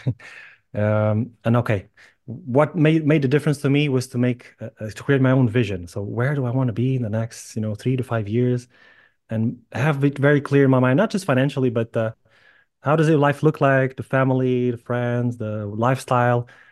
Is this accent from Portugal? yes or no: yes; Lisbon, Portugal; moved away as an adult; also born or lived in Ireland / United Kingdom; I was born and raised in Lisbon